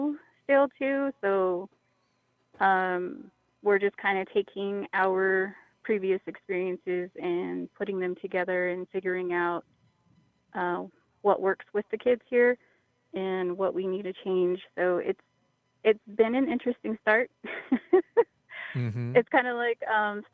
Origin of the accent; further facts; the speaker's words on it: San Carlos, Arizona, United States; now in White River, United States; I'm from San Carlos, but I work in White River, so I live within the White River area.